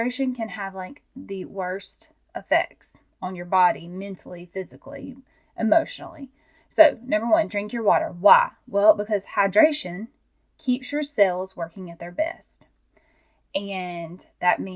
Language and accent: English; Georgia, United States; I'm from Georgia